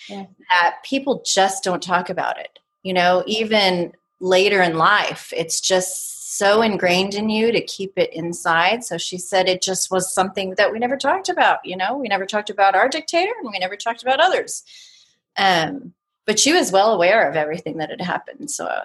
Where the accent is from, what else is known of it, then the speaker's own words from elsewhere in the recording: United States; I'm first generation American, right? They were born and raised in Portugal, right next door.